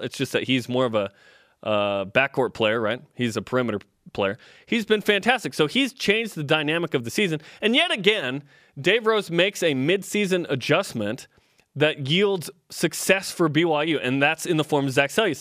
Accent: Portland, Oregon, United States; moved away; also born or lived in Utah; I grew up in Portland, then moved to Utah later.

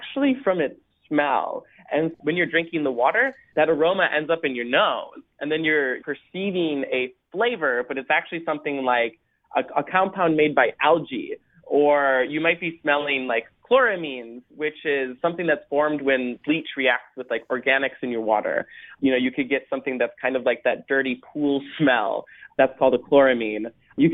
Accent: Minnesota, United States; I come from Minnesota

